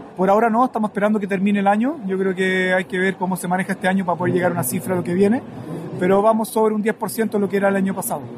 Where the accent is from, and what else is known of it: Chile